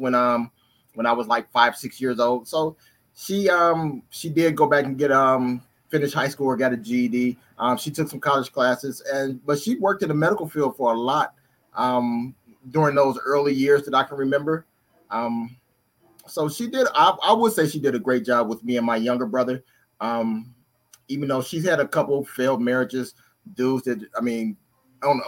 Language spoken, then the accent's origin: English; Detroit, Michigan, United States; also born or lived in Cleveland, Ohio / San Diego; now in San Francisco Bay Area, United States; I was born in Cleveland, Ohio, but I was raised in Detroit, Michigan